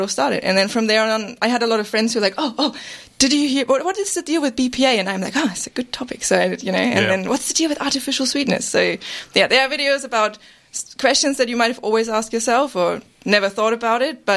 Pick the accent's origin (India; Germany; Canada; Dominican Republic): Germany; now in Australia; I'm from Germany originally